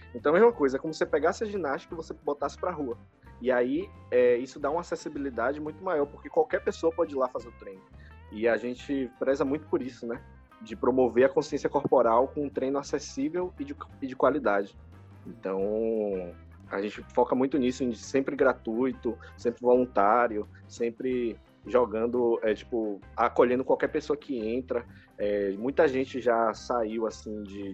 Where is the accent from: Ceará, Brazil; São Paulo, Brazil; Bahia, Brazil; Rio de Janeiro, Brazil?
Bahia, Brazil; Salvador; eu nasci aqui em Salvador, vivi minha vida toda aqui